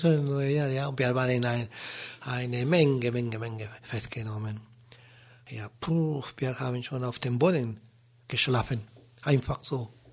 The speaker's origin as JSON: {"language": "German", "country": "Chile", "second_language": "German", "moved": "as an adult", "lives_now": "Germany", "said": "damals bei uns in Chile"}